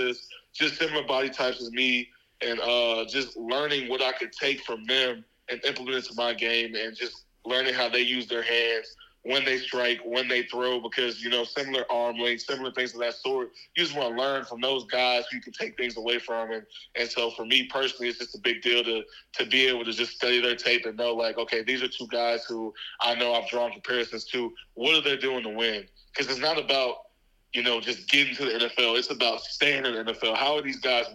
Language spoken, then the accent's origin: English; Dallas, Texas, United States; moved away as an adult; also born or lived in Jackson, Mississippi; I'm born and raised in Dallas, Texas